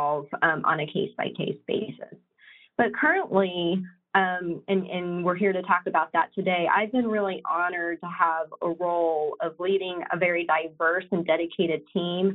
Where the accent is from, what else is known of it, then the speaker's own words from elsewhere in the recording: West Virginia, United States; I'm originally from West Virginia.